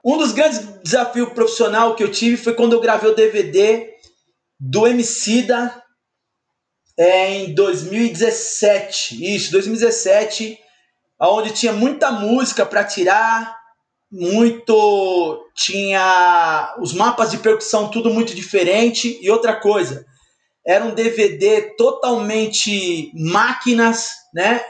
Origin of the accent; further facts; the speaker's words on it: São Paulo, Brazil; eu sou de São Paulo, sou paulistano